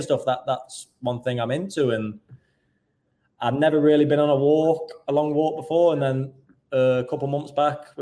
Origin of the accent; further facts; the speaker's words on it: Stoke-on-Trent, West Midlands, United Kingdom; moved away as an adult; growing up in Stoke and having the love for Stoke